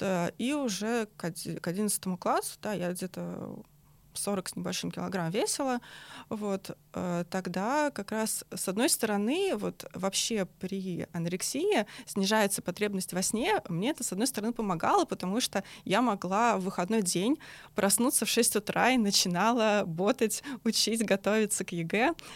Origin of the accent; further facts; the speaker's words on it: Moscow Oblast, Russia; я сама из Подмосковья